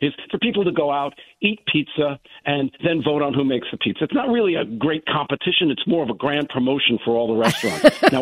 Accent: New York City, New York, United States; now in Westport, United States; I'm originally from the Bronx

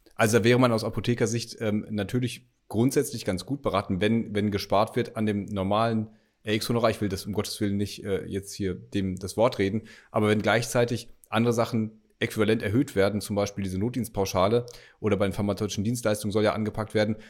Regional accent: North Rhine-Westphalia, Germany; ich als Westfale

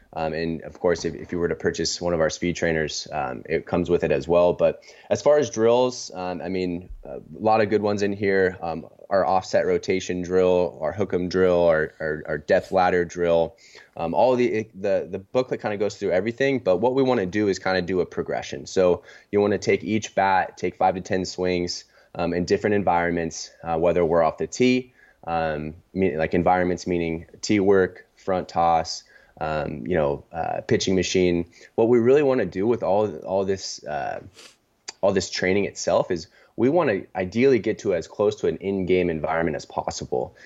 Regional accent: San Diego, California, United States; also born or lived in Seattle / Los Angeles; born and raised in San Diego

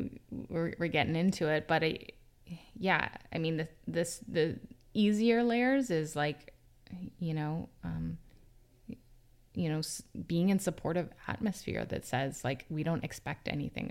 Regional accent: Vancouver, British Columbia, Canada; I grew up mostly on the North Shore of Vancouver.

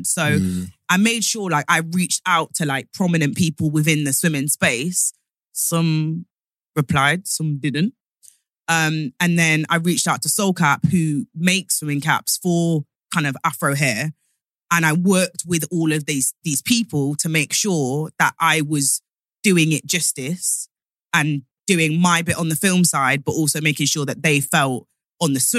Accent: Nottingham, East Midlands, United Kingdom; moved away; I'm from Nottingham originally. So like swimming, we all could swim in knots.

